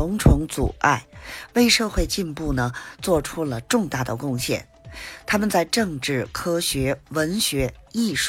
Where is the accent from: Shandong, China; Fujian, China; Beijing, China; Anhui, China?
Beijing, China